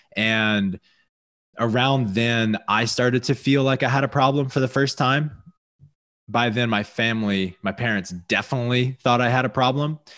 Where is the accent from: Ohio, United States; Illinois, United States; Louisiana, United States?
Louisiana, United States; I grew up in Louisiana